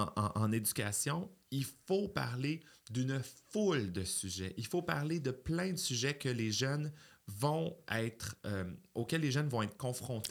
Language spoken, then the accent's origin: French; Quebec City, Quebec, Canada; Je suis né à Beauport, en banlieue de Québec, d'une mère monoparentale